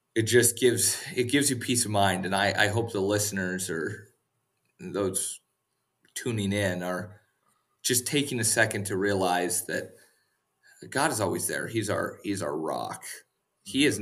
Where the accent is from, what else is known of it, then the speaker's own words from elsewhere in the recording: Western North Dakota, United States; moved away; we spent the night in Western North Dakota at my parents' house. Uh, they still live at the same house that I grew up